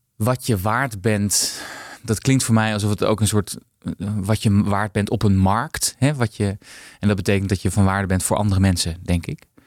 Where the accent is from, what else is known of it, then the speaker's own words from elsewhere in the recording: Haarlem, North Holland, Netherlands; also born or lived in Amsterdam; Ik ben in Amsterdam eh, geboren, maar op mijn vierde naar, naar Haarlem vertrokken.